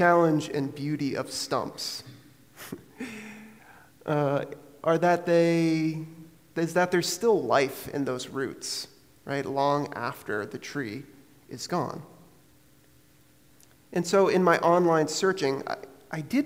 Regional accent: Maine, United States; now in Vermont, United States; growing up in Maine and now living here in Vermont

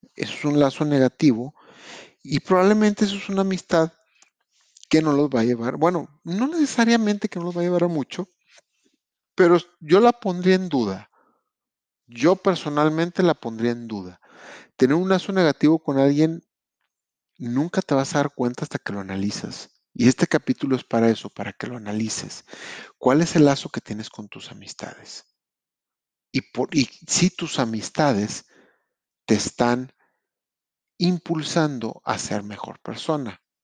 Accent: Monterrey, Nuevo León, Mexico; moved away as an adult; now in Quebec, Canada; soy de Monterrey, Nuevo León, México

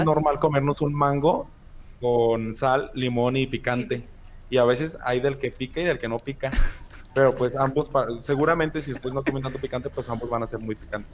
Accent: central Mexico, Mexico; hay muchas palabras muy distintas aquí como en el centro

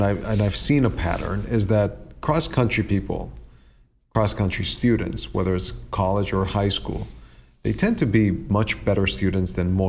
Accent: Greece; English is a second language; I grew up in Greece and I went to high school in Greece.

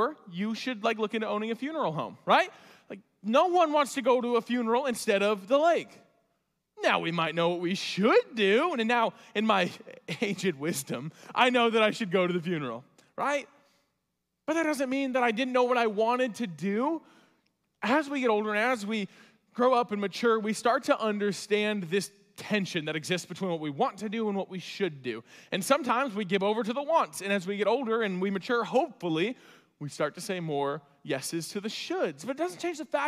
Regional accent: Arizona, United States; we grew up in Arizona.

